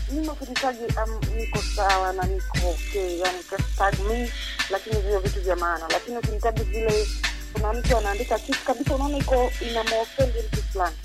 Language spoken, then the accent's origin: Swahili; Mbeya, Tanzania; Mbeya, Nyakyusa. Yes, nimekulia huku, nimesoma huku